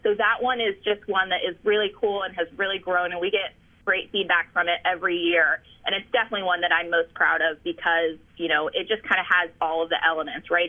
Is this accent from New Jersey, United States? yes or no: yes; New Jersey, United States; moved away; also born or lived in Chicago / Delaware; I grew up in New Jersey